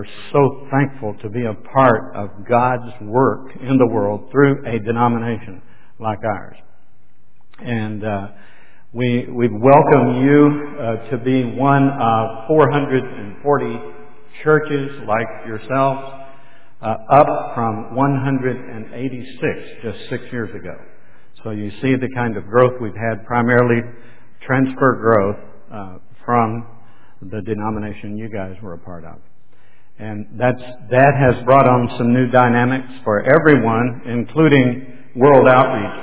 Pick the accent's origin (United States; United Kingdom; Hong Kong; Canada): United States; Memphis, Tennessee; this is home for us. We're from the Memphis area